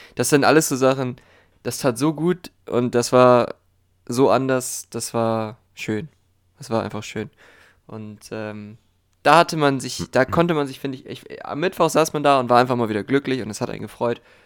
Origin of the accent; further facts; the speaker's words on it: Germany; bei uns in Deutschland